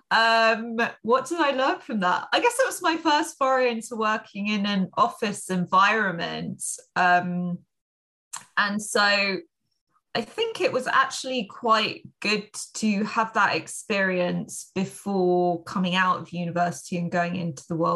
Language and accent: English; London, United Kingdom; now in Spain; So I am from London, but actually I spend quite a lot of my time living in Spain